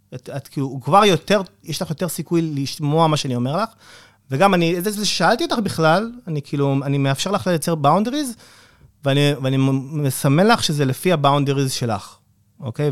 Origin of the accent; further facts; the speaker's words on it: Israel; אנחנו ישראלים